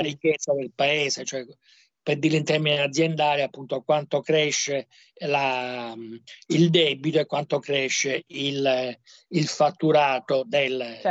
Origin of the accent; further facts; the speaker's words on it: Palermo, Sicily, Italy; moved away; come palermitano